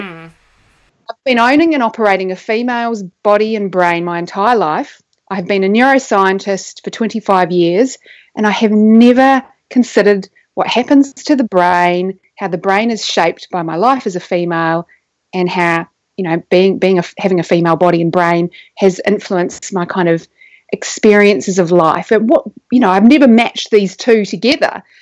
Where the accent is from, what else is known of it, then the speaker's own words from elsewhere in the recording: New Zealand; now in Australia; I may be living in Australia now, but I grew up in New Zealand, which is where my accent comes from